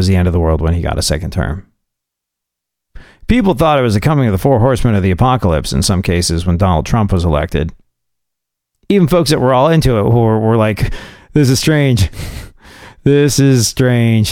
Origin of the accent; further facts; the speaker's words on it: United States; I'm an American